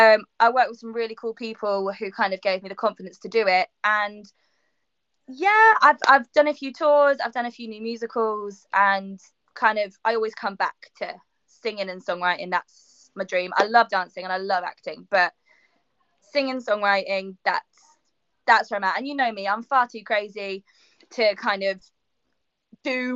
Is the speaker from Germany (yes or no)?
no; Reading, South East England, United Kingdom; I'm originally from Reading, which is currently where I am still at the moment during this lockdown time.